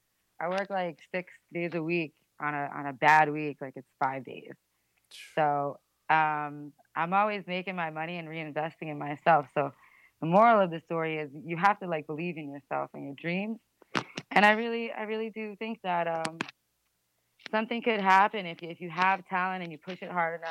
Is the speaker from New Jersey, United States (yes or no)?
yes; Rockaway, New Jersey, United States; I'm originally from Rockaway, New Jersey